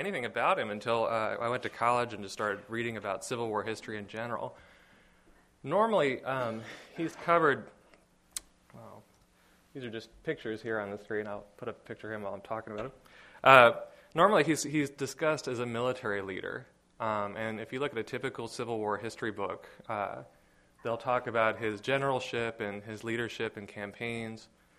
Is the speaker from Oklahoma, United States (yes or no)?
no; Richmond, Virginia, United States; I grew up in Richmond